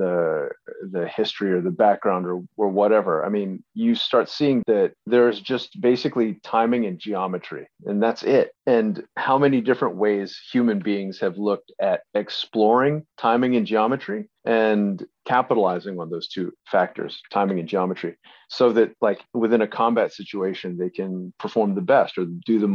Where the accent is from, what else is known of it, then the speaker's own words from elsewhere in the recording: Delaware, United States; as a kid growing up in Delaware in the early 70s